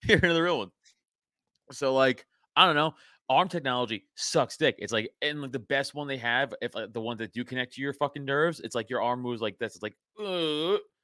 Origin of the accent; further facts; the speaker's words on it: New York City, New York, United States; now in Philadelphia area, United States; I was a sophomore in high school, I'm from New York Ci, I'm, you know, from Staten Island